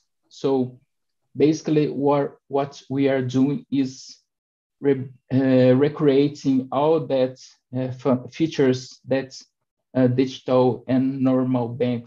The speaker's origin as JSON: {"language": "English", "country": "Brazil", "said": "I'm from Brazil"}